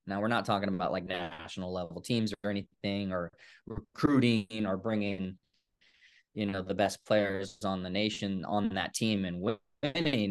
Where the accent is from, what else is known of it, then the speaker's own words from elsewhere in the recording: Woodland, California, United States; moved away; I grew up in Woodland, California